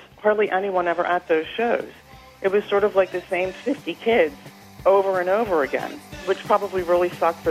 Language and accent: English; Philadelphia, Pennsylvania, United States; I graduated from high school in 1977, and I was raised in Philadelphia